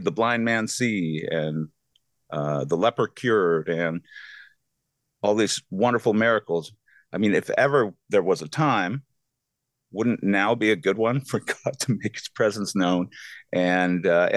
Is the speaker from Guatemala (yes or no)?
no; Canada; I'm from Canada.